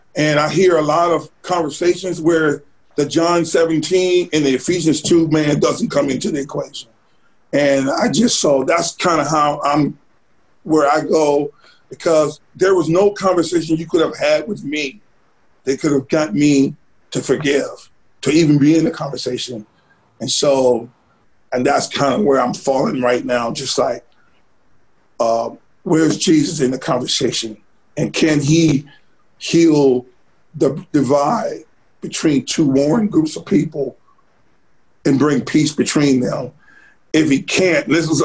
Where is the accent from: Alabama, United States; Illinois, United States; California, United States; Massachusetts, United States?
Alabama, United States; Sardis; also born or lived in Selma, Alabama / Grand Rapids, Michigan / Kentucky; now in Birmingham, United States; I grew up in Sardis